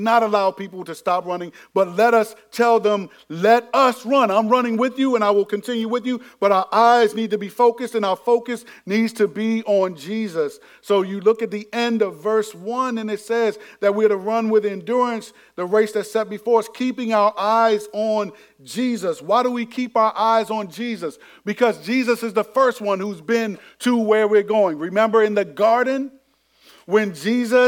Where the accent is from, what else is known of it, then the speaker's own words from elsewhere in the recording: Landover, Maryland, United States; this was in middle school, went to Benjamin Tasker over in Bowie, even though I was from Landover